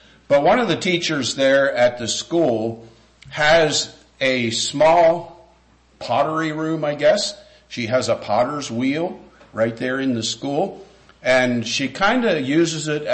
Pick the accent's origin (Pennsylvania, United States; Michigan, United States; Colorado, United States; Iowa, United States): Pennsylvania, United States; Lancaster; moved away as an adult; now in West Virginia, United States; I grew up in Lancaster, Pennsylvania